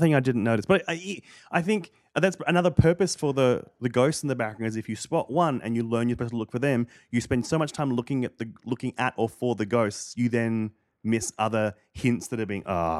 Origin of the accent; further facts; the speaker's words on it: Australia; moved away; growing up in Australia